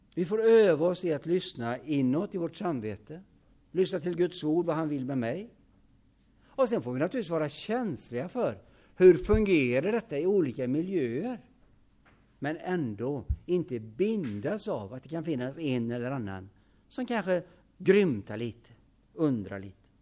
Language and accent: Swedish; Hyssna, Västra Götaland, Sweden; I Hyssna där jag är född